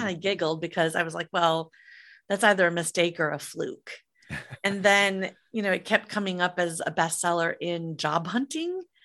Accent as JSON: {"language": "English", "region": "Midwest", "country": "United States", "tie": "born or raised there", "said": "I grew up in the Midwest in the mid eighties"}